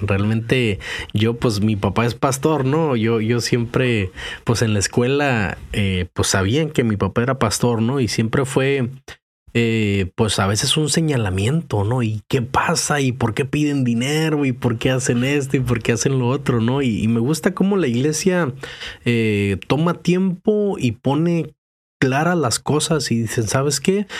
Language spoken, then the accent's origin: Spanish; Mexico; moved away; yo crecí en México